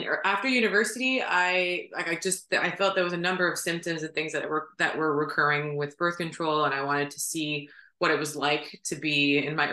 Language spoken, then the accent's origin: English; Ottawa, Ontario, Canada; I was born and raised in Ottawa